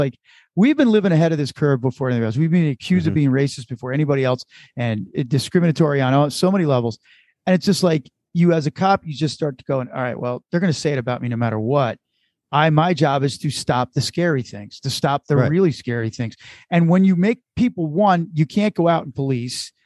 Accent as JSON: {"language": "English", "country": "United States", "said": "I'm an American, but I descended from the Irish"}